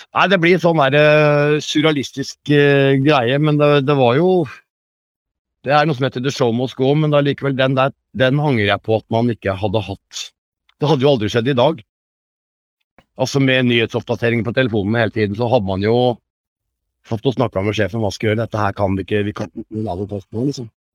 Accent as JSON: {"language": "Norwegian", "town": "Tønsberg", "region": "Vestfold", "country": "Norway", "tie": "born or raised there", "moved": "as an adult", "lives_now": "Hemsedal, Norway", "said": "Jeg er fra Tønsberg"}